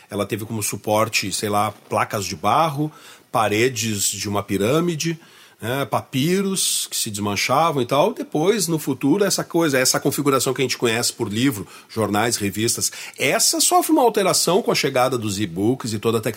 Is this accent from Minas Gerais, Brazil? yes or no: no; Rio Grande do Sul, Brazil; nós aqui no Rio Grande do Sul